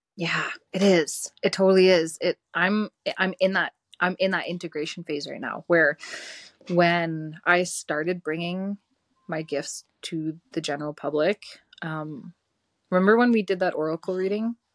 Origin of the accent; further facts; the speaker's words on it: Didsbury, Alberta, Canada; I grew up in Didsbury, Alberta.